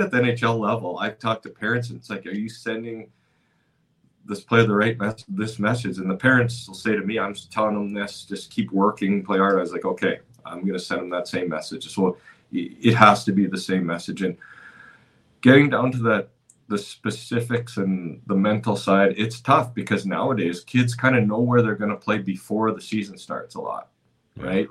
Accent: Cranbrook, British Columbia, Canada; now in Dallas, United States; growing up in Cranbrook, British Columbia

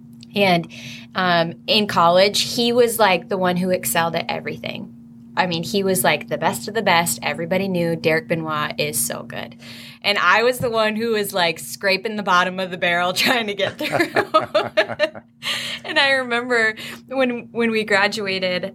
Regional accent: Painesville, Minnesota, United States; I grew up in Painesville, Minnesota. It's about actually like 15 minutes from here

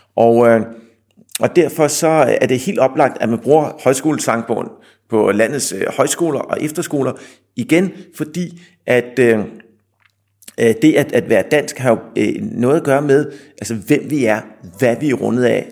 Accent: Denmark

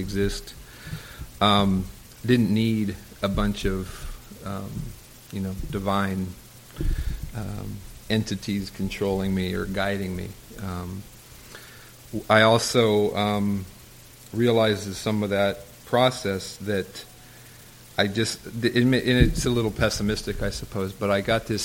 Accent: Southern California, United States; I grew up in Southern California

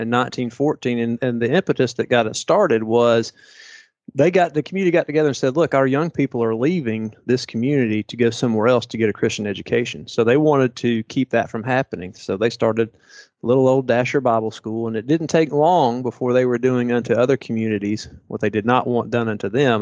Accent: Chattanooga, Tennessee, United States; moved away as an adult; now in Valdosta, United States; I'm from Chattanooga

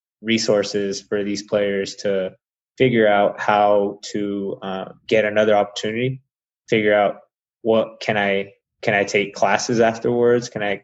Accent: Salinas, California, United States; first language Spanish; now in New Mexico, United States; Spanish was my first language, and it just feels like a little bit of Salinas here in New Mexico.

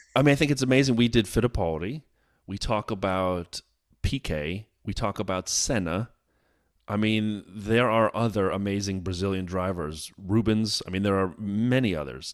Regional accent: United States; as an American here

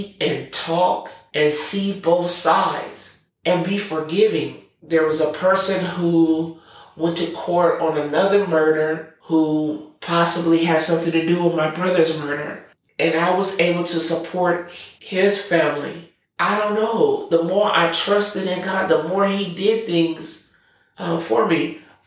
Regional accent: Omaha, Nebraska, United States; I was born and raised in North Omaha

